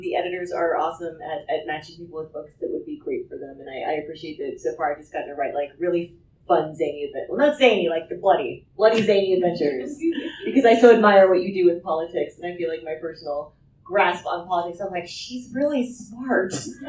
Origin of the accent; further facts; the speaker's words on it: the South, United States; I'm from the South